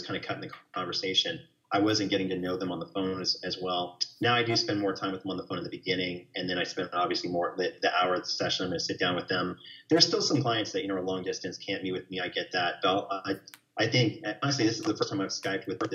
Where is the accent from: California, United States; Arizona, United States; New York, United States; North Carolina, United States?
New York, United States; now in Texas, United States; I'm from New York and we tend to be a little bit more wordy about, you know, negativity